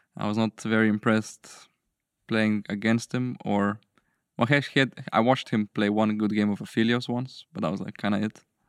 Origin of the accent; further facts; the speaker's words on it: Slovenia; I'm from Slovenia